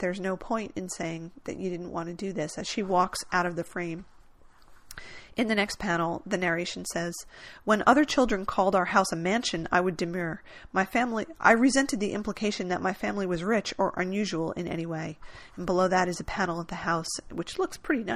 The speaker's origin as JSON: {"language": "English", "region": "New Jersey", "country": "United States", "tie": "born or raised there", "said": "I grew up in New Jersey"}